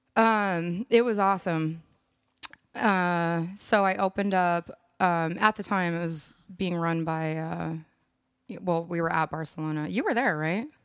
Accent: Minneapolis, Minnesota, United States; moved away as an adult; also born or lived in San Francisco; now in Austin, United States; growing up in Minneapolis

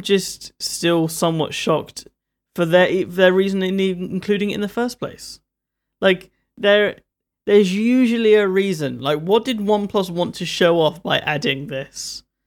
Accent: London, United Kingdom; I'm from London

